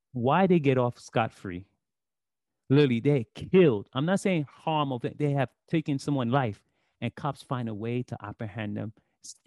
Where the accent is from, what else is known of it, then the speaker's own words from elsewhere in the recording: New York City, New York, United States; I know how the streets are because I grew up in Brooklyn